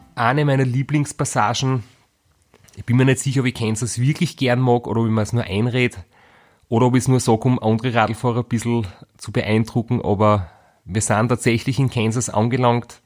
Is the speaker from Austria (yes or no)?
yes; Graz, Styria, Austria; Wir sind beide aus Graz